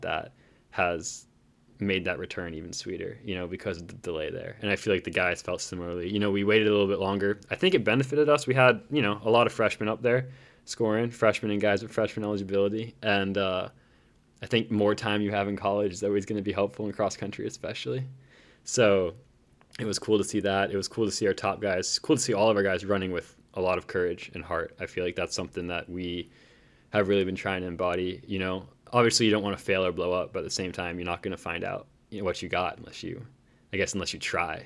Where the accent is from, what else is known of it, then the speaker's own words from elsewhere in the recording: North Carolina, United States; I'm from North Carolina